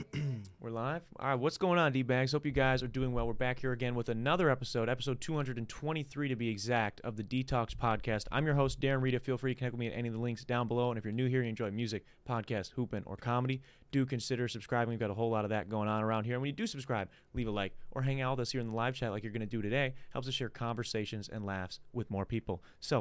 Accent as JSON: {"language": "English", "country": "United Kingdom", "said": "Or I live here, I'm a citizen here, and I'm from the UK."}